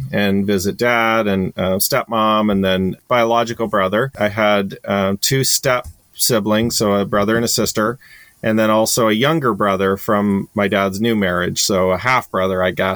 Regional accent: Canada; moved away; I grew up in Canada, so I'm originally Canadian.

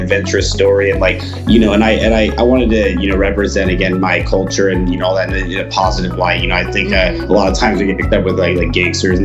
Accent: Atlanta, Georgia, United States; moved away as an adult; also born or lived in Salt Lake City, Utah; now in Utah, United States; I was actually raised in Atlanta, Georgia for the first 20 years of my life.

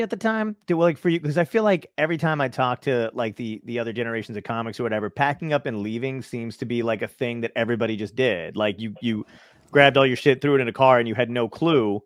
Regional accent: New York City, New York, United States; I'm from Brooklyn originally

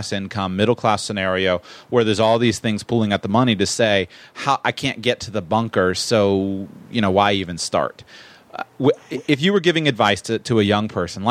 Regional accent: Florida, United States; I'm from Florida

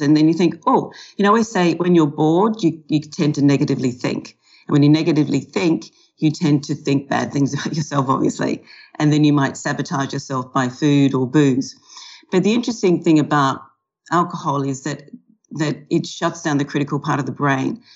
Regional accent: Australia; also born or lived in California / London; now in Melbourne, Australia; I'm an Australian who specializes in helping people change their relationship with food and alcohol

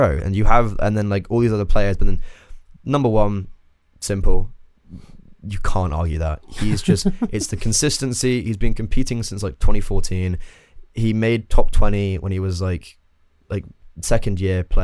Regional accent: England, United Kingdom; moved away as an adult; now in Ireland; I'm English

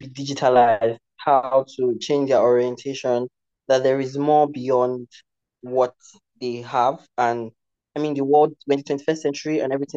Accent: Nigeria; I am from Nigeria in Africa. I grew up in a rural community

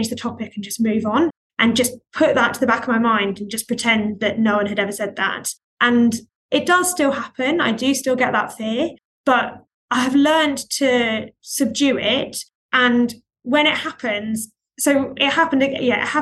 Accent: Greece; moved away; I grew up in Greece

